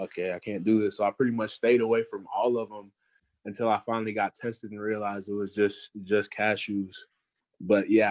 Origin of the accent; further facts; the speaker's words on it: Garland, Texas, United States; growing up in Garland in the Dallas area